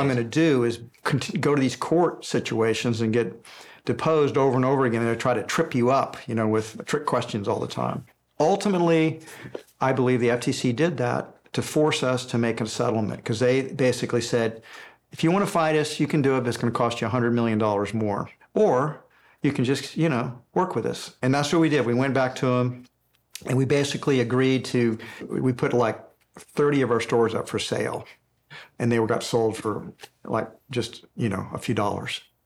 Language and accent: English; Houston, Texas, United States; when I was a little boy growing up in Houston, Texas